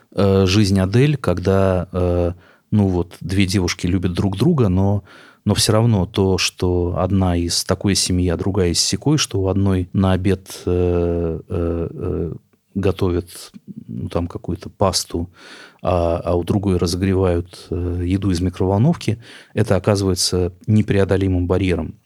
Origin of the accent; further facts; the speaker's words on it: Novomoskovsk, Tula Oblast, Russia; moved away; я человек из Новомосковска, не из московских богемных кругов, потомственный русский интеллигент из провинции